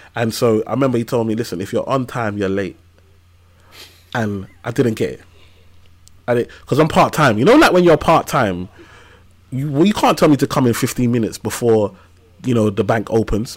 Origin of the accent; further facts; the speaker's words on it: London, United Kingdom; I grew up in Tower Hamlets, East London, and um, on a council estate in a place called Limehouse